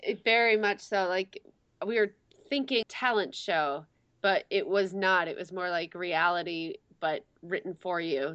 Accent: Wisconsin, United States; moved away as an adult; also born or lived in Michigan / Arizona / South Korea; we grew up in Wisconsin, went to college in Michigan

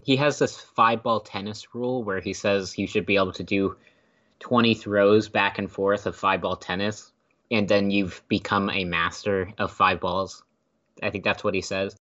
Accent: Temple, Texas, United States; moved away as an adult; now in Philadelphia, United States; I grew up in Temple, which is about an hour outside of Austin

